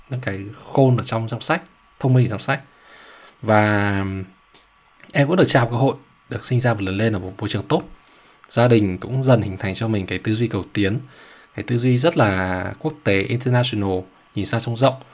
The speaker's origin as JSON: {"language": "Vietnamese", "town": "Ha Long", "region": "Quang Ninh", "country": "Vietnam", "tie": "born or raised there", "moved": "as an adult", "said": "em ở Hà Long thật ra là từ bé đến lớn rồi đến khi em đi học đại học"}